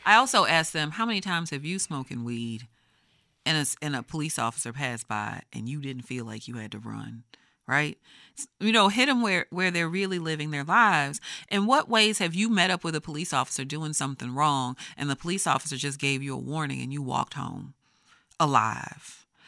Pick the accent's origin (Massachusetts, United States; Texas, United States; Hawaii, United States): Texas, United States; I grew up in Texas